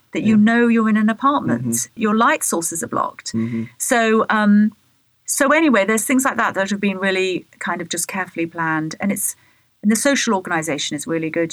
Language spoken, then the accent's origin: English; Bath, South West England, United Kingdom; moved away as an adult; now in United States; growing up in Bath